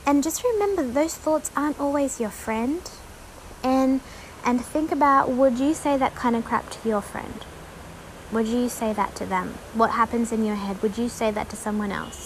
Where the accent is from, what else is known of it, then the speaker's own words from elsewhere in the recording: Tasmania, Australia; I grew up in Tasmania, so freezing water down there, freezing cold.